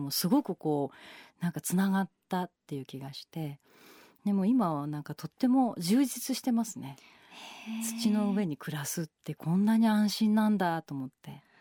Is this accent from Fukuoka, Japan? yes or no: no; Tokyo, Japan; まれ育ちも東京なんですよ、はい、渋谷なんですけど